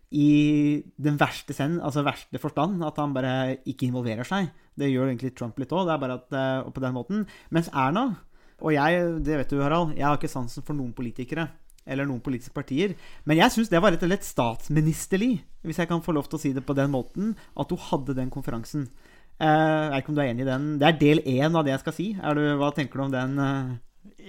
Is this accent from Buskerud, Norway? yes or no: yes; Nesbyen, Buskerud, Norway; also born or lived in Råde; now in Halden, Norway; jeg har ikke reist hjem til Nesbyen. Og Nesbyen er jo Hallingdal